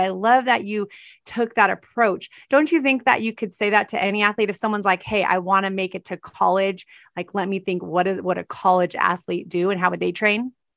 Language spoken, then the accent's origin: English; California, United States; I'm from Cal-, California